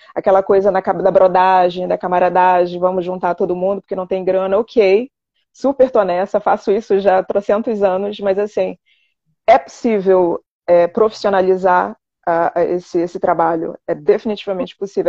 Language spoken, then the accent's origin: Portuguese; Pará, Brazil; moved away as an adult; also born or lived in Santarém, Brazil / Belém, Brazil / Rio de Janeiro, Brazil; now in France; eu morei no Rio durante quase 15 anos da minha vida, mas na verdade eu nasci no norte, no Pará